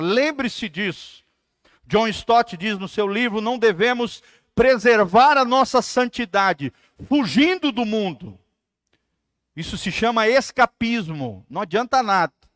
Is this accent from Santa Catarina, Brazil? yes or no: yes; Santa Catarina, Brazil; moved away; Me lembro que lá no Santa Catarina, minha terra, tem muitos rios